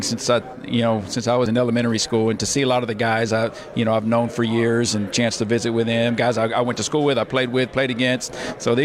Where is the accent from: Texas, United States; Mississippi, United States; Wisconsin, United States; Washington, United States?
Texas, United States; Portland; also born or lived in Alice, Texas / Farr, Texas; always been a South Texas guy, obviously being growing up in Alice and then growing up in Portland here